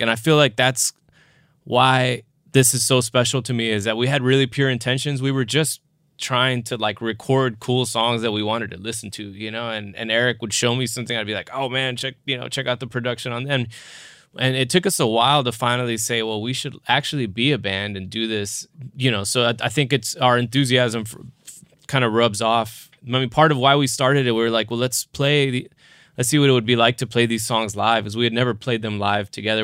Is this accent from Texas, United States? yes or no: yes; South Texas, United States; I'm from South Texas